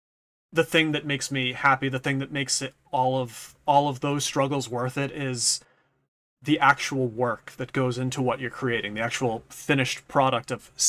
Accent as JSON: {"language": "English", "region": "New England", "country": "United States", "accent": "Boston", "said": "I kind of have, like, a slight Boston-ish kind of accent, because I'm from New England"}